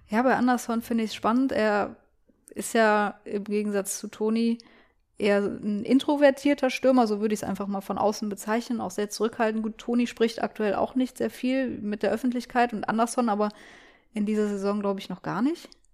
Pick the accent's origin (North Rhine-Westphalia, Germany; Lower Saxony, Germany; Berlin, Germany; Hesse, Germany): North Rhine-Westphalia, Germany; Cologne; als Kölnerin